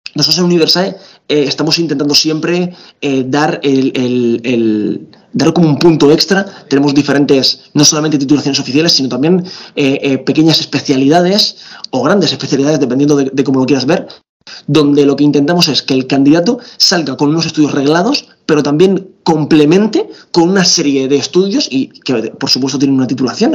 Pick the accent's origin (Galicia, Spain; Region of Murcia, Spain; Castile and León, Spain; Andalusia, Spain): Region of Murcia, Spain; soy murciano